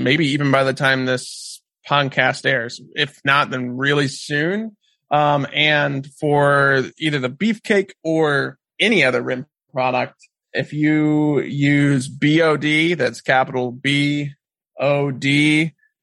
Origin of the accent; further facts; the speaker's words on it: South Central Missouri, United States; moved away as an adult; also born or lived in Alaska; I grew up in South Central Missouri